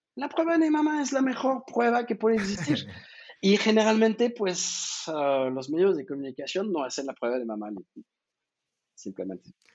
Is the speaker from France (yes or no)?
yes; France; accent: French; Spanish is a second language; now in Mexico; yo soy francés, creo que se nota por mi accentito, que casi no se nota.